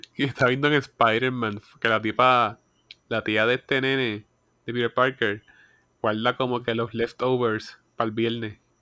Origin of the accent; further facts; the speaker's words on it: Puerto Rico; yo soy puertorriqueño.